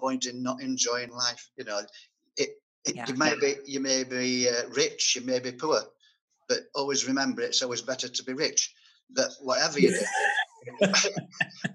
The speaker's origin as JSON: {"language": "English", "town": "Rotherham", "region": "Yorkshire and the Humber", "country": "United Kingdom", "tie": "born or raised there", "said": "I was born in Rotherham, a place called Meadow Street, which was near the Rotherham United football ground in Masborough, Rotherham"}